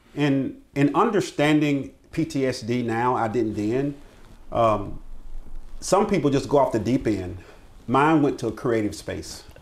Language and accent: English; Greenville, South Carolina, United States; also born or lived in Abbeville, South Carolina; I was born and raised right here in Greenville. I was uh, born over in West Greenville community